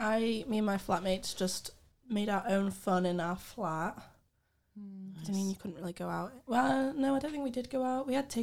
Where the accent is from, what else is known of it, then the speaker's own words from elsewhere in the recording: York, Yorkshire and the Humber, United Kingdom; I'm from York.